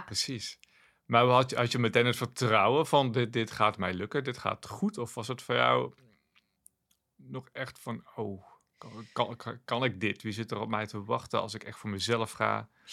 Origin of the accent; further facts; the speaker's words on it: South Limburg, Netherlands; moved away; Ik kwam oorspronkelijk uit Zuid-Limburg en dat is toch een beetje terughoudender